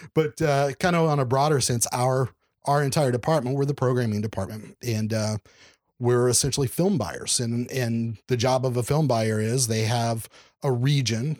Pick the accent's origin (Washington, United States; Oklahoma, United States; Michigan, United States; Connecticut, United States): Oklahoma, United States; moved away as an adult; also born or lived in Dallas / Houston / Los Angeles; now in Kansas City, United States; growing up in Oklahoma